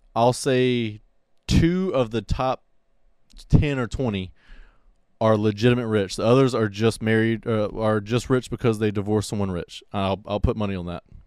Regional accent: Pensacola, Florida, United States; I'm from Pensacola

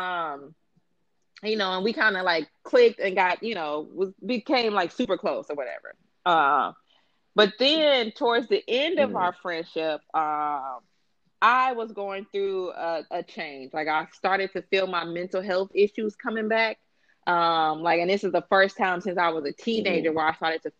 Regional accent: Chicago, Illinois, United States; moved away as an adult; I moved away from Chicago when I was 25

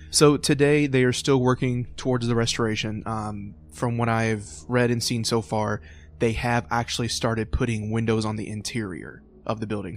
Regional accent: Louisville, Kentucky, United States; growing up in Louisville

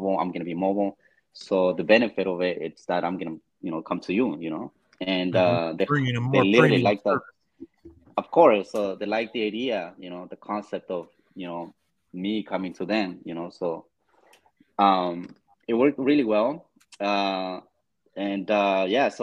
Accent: Los Angeles, California, United States; I have always lived in LA. That's like my hometown

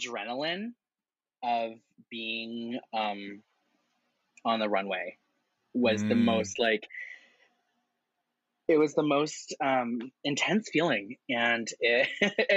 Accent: Windsor, Ontario, Canada; now in Toronto, Canada; I was living in Windsor, Ontario, which is like a cute little city. It's my hometown

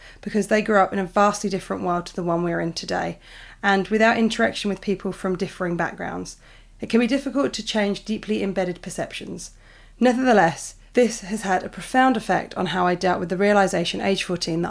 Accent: United Kingdom; I'm British

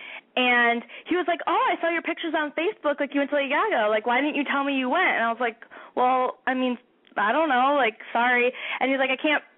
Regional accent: Chicago, Illinois, United States; I'm from Chicago.

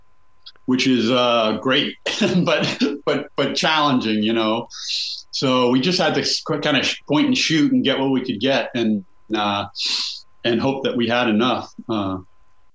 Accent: United States; I'm from that town. I shot this movie in my hometown.

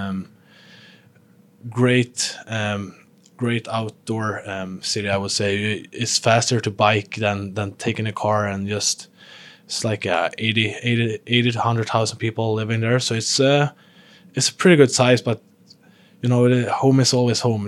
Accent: Sweden; moved away as an adult; I came from, from living with, still living with my parents back home in Sweden. Um, still living in my hometown

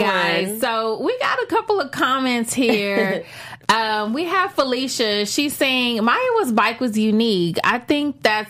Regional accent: Texas, United States; you know I'm from Texas

